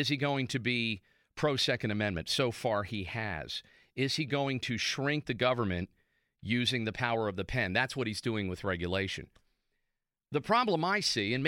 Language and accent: English; Central Pennsylvania, United States; I'm from Central PA.